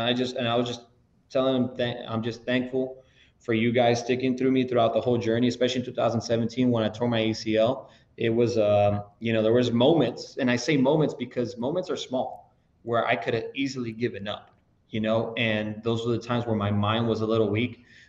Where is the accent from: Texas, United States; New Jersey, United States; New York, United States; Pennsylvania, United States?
Texas, United States; La Joya; I'm from a small town from La Jolla, Texas